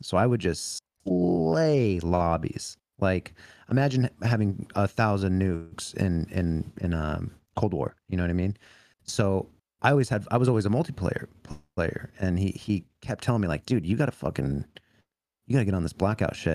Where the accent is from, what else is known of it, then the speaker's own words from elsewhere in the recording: California, United States; growing up in California